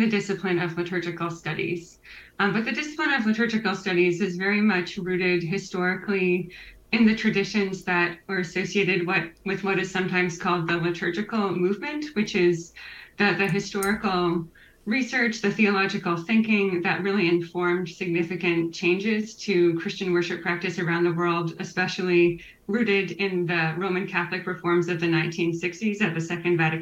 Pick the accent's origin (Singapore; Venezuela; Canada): Canada; Waterloo, Ontario; now in Ottawa, Canada; I am Canadian, originally from Waterloo, Ontario. Have moved a lot in the last decade. I'm very happy to call Ottawa home now